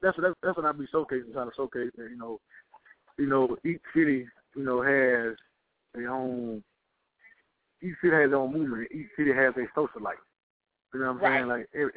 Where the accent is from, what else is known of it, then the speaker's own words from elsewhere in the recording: Georgia, United States; also born or lived in Atlanta; Georgia boy, you know what I'm saying, you know, born and raised in Georgia, but I reside in Atlanta.